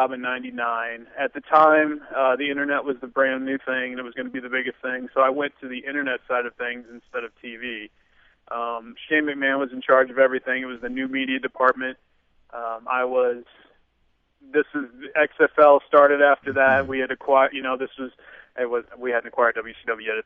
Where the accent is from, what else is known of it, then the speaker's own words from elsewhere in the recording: Kansas City, United States; growing up in Kansas City